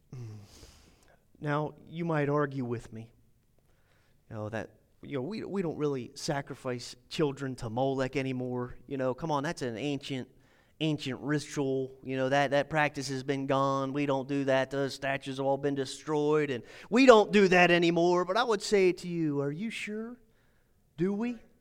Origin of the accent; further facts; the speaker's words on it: United States; I am an American